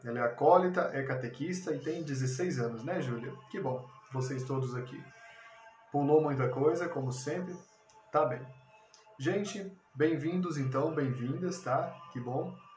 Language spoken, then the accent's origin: Portuguese; Brazil; Como brasileiros, nós temos 500 anos de sociedade